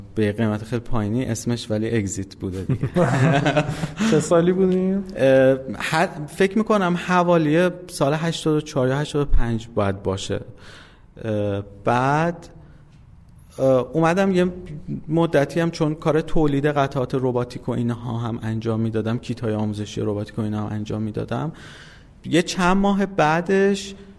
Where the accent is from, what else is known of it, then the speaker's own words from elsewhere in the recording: Isfahan, Iran; من اصفهان به دنیا اومدم سال 1363